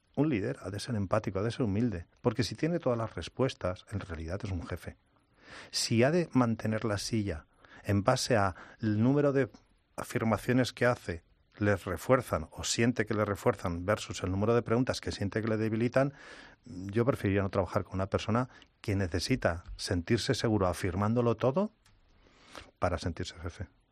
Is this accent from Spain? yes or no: yes; Spain; accent: Spanish; me dicen qué lindo acento español tienes